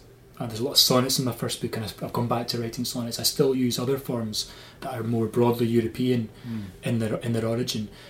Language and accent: English; Scotland, United Kingdom; being a Scottish person with Irish roots